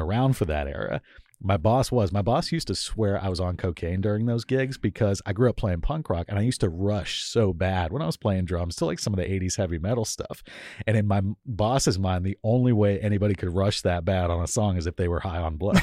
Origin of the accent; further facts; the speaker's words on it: Miami, Florida, United States; moved away as an adult; also born or lived in Tallahassee, Florida / Atlanta, Georgia; now in Seattle, United States; I grew up in Miami, Florida.